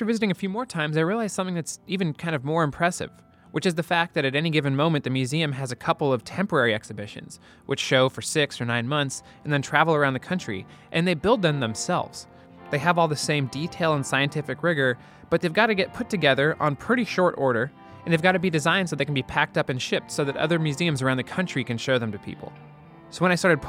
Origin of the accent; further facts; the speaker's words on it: California, United States; moved away as an adult; now in New York, United States; I'm from California